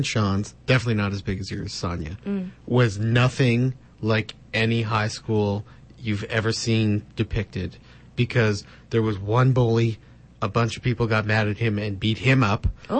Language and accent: English; Moose Jaw, Saskatchewan, Canada; My high school experience was so bland. Back in Moose Jaw.